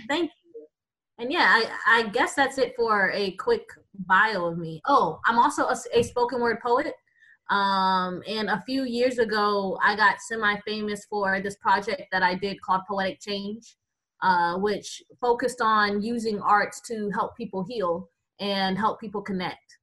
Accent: Tampa, Florida, United States; moved away as an adult; also born or lived in Boston / New York; now in Geronimo, United States; I am originally from Tampa, Florida

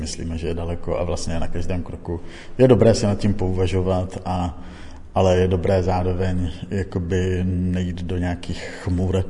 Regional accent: Czechia; vyrůstal jsem na vesnici

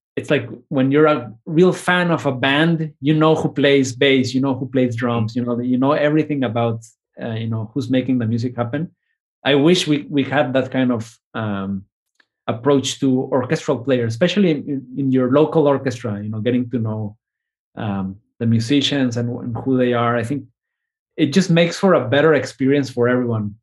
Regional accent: Mexico; now in United States; my new identity, I think, as Mexican American

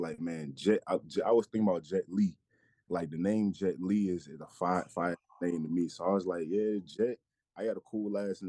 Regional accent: Atlanta, Georgia, United States; moved away as an adult; also born or lived in New York; now in Los Angeles, United States; I'm from New York, raised in Atlanta.

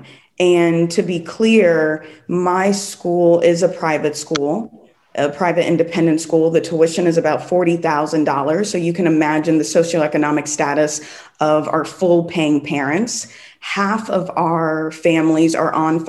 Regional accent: New York, United States; moved away as an adult; also born or lived in South Los Angeles, California; now in Los Angeles, United States; I'm from New York

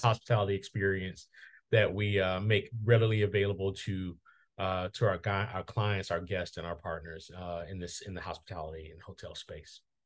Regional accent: Mobile, Alabama, United States; my hometown of Mobile, Alabama

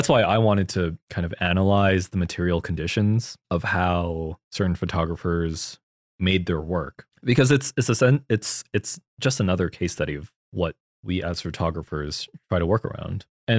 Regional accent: Philippines; because of your culture as a Korean person and my culture as a Filipino person, the way we approach this medium, they're vastly different between each other.

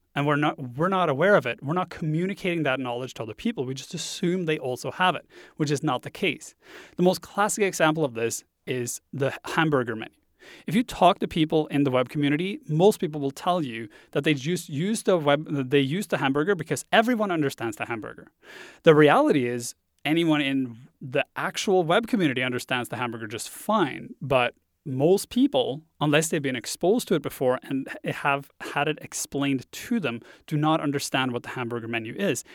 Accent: Norway; first language Norwegian; English is a second language; moved away as an adult; I grew up in Norway. I spent the first twenty-two years of my life there. So English is my second language

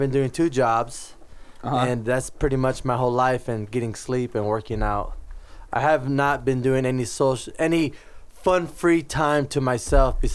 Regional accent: California, United States; I'm from California

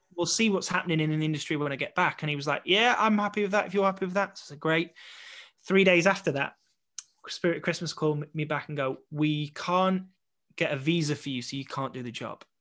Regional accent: Blackpool, North West England, United Kingdom; moved away; to return back to my hometown

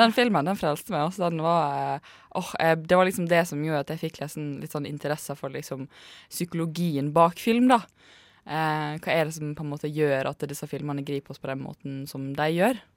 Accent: Ålesund, Møre og Romsdal, Norway; now in Oslo, Norway; Jeg er jo fra Ålesund

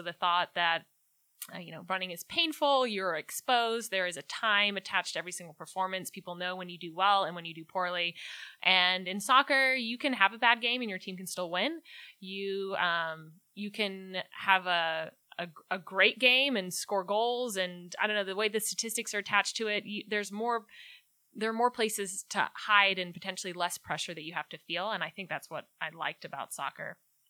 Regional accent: Scotland, United Kingdom; born there; Born in Scotland, so I graduated from Rice in 2009, and because I was born in Scotland, I had that opportunity to compete in the Commonwealth Games in 2010

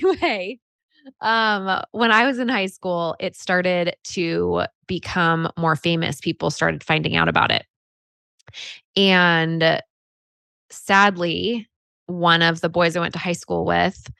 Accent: Half Moon Bay, California, United States; also born or lived in Chico, California; I grew up in California. And a little town, little surf town called Half Moon Bay

